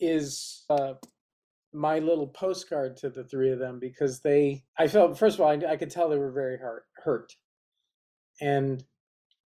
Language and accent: English; Berkeley, California, United States; moved away as an adult; also born or lived in New York; now in Los Angeles, United States; I actually grew up in Berkeley, California